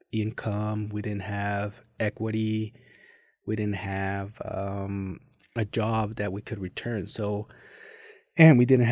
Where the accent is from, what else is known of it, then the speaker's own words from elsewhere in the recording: Mexico City, Mexico; English is a second language; So I was born and raised in Mexico City. There's a side of it where it's Ecatepec, so not the heart of Mexico City, but the outsides.